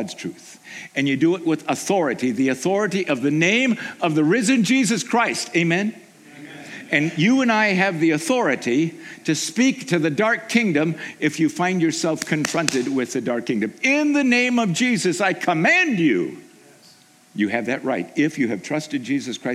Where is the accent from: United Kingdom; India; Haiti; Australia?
Haiti; moved away; I grew up in Haiti